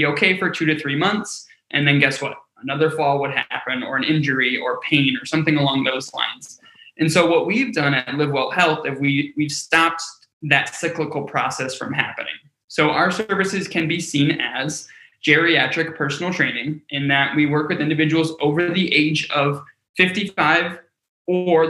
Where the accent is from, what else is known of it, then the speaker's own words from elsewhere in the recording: Cleveland, Ohio, United States; I grew up in Cleveland, Ohio